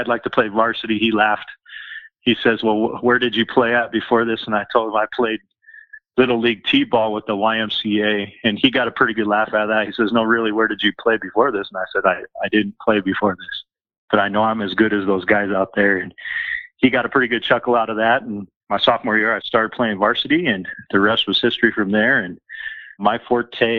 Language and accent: English; Denver, Colorado, United States; I grew up in Southeast Denver, so I'm pretty seated in the community